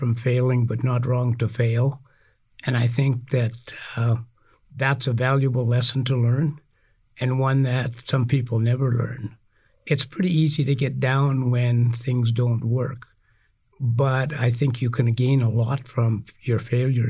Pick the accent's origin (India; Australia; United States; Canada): Canada; Saskatchewan; moved away as an adult; now in Alberta, Canada; I'm originally from Saskatchewan. I grew up on a farm there. I came to Alberta